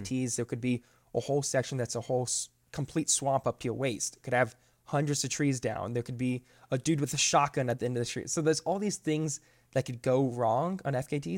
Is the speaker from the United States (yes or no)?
yes; Florida, United States; moved away as an adult; now in Georgia, United States; I grew up in Florida my whole life, but I moved up here five years ago, up to Georgia